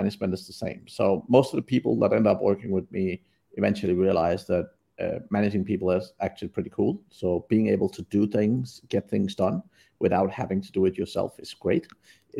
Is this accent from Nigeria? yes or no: no; Denmark; moved away as an adult; now in Vietnam; I'm from Denmark originally, but have not lived there for over 20 years